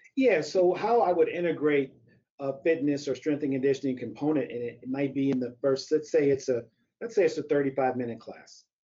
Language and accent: English; St. Louis, Missouri, United States; moved away as an adult; also born or lived in Evanston, Illinois; I grew up in St. Louis, Missouri